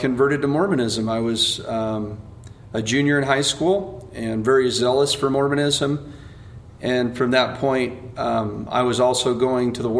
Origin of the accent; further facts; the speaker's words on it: Soda Springs, Idaho, United States; also born or lived in Northern Utah; now in Utah, United States; I grew up in southeastern Idaho